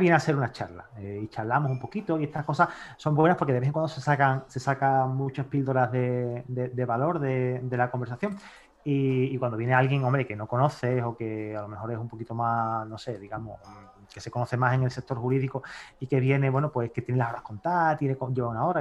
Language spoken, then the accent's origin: Spanish; Seville, Andalusia, Spain; aquí cuando nace te dicen Sevilla o Betis.